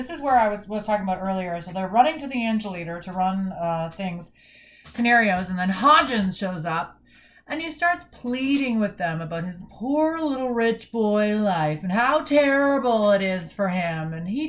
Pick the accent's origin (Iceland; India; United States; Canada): Canada; we're Canadian